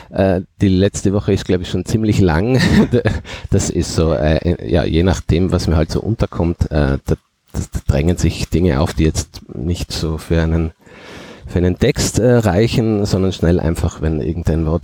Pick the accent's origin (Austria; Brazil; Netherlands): Austria; Nassereith, Tyrol; accent: Tyrolean Oberland dialect; ich komme aus Nassereien am Fuße des Fernwassers, das ist im Tiroler Oberland, da spricht man einen sehr harten, schroffen Dialekt, so schroff wie die Berge, die rundherum sind.